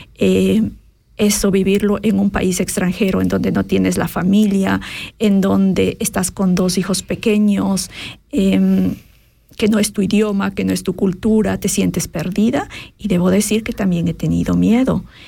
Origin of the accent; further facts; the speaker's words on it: Quito, Pichincha, Ecuador; moved away as an adult; also born or lived in Cayambe, Ecuador; now in Switzerland; soy ecuatoriana, eh, nací a las faldas del Cayambe, un, un, se llama? Una montaña, eh, montaña volcán muy importante en, Ecuador y crecí en la capital, en Quito